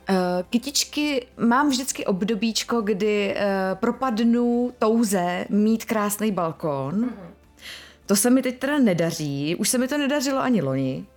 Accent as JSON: {"language": "Czech", "country": "Czechia", "said": "jako každý Čech"}